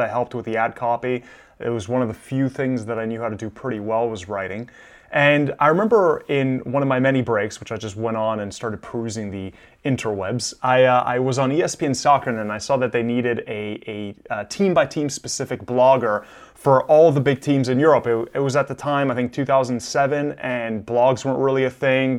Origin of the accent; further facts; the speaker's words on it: Miami, Florida, United States; also born or lived in Milan, Italy; I was born in Milan. I came to the United States when I was six years old. My parents moved to Miami